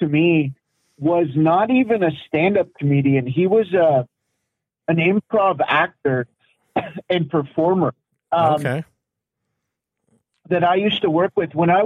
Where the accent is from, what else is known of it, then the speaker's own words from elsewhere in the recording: London, Ontario, Canada; my hometown, London, Ontario